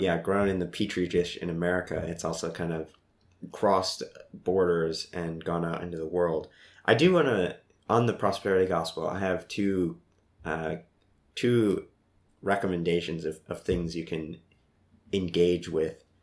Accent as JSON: {"language": "English", "region": "Midwest", "country": "United States", "tie": "born or raised there", "also_born_or_lived": "Columbia", "moved": "as an adult", "said": "growing up in the Midwest"}